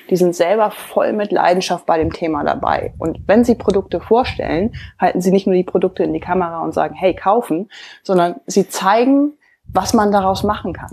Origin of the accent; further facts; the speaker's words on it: Hamburg, Germany; accent: Hamburg; man hört vielleicht so ein bisschen, ich habe so einen leichten Hamburger Akzent